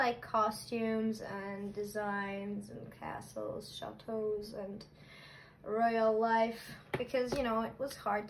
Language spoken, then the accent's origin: English; Liepāja, Latvia; 21 years old, and I'm from Liepaja.